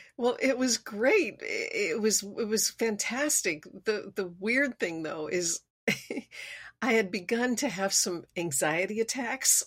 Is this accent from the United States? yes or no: no; Switzerland; moved away; growing up in Switzerland